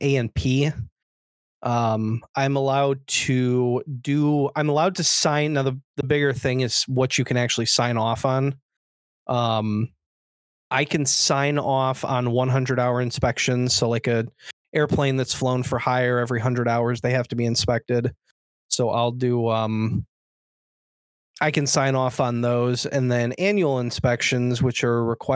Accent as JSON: {"language": "English", "town": "Chicago", "region": "Illinois", "country": "United States", "said": "I'm from Chicago area"}